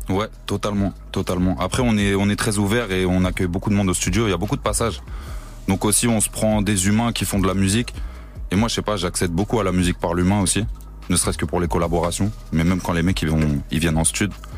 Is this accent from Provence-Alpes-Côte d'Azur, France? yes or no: no; Créteil, Île-de-France, France; now in Montreuil, France; Moi, c'est Créteil, ouais. Maintenant, je suis à Montreuil, mais je viens de Créteil